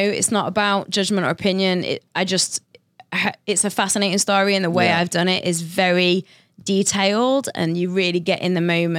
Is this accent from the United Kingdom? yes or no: yes; United Kingdom; I am British, not Australian.